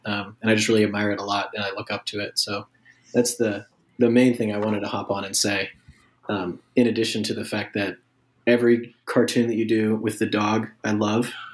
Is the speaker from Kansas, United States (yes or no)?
yes; Kansas City, Kansas, United States; moved away as an adult; now in Oklahoma, United States; I grew up in Kansas City, Kansas, and went to school at Kansas State University